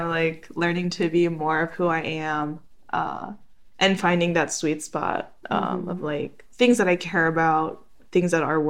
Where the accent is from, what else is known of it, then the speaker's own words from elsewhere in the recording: United States; I'm American.